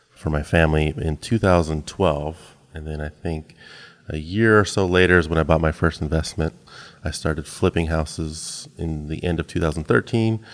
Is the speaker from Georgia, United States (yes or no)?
no; Minnesota, United States; moved away as an adult; also born or lived in San Diego; now in Bay Area, United States; I grew up in the Midwest in Minnesota